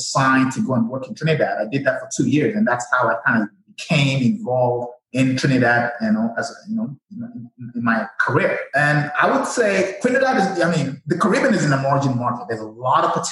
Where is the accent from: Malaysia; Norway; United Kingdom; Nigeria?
Nigeria; moved away as an adult; I'm from Nigeria, born and raised